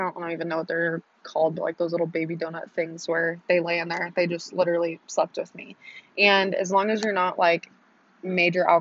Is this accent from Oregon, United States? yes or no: yes; Oregon, United States; now in Texas, United States; I live in Texas, so it's a little different, but if you don't know where I'm from Oregon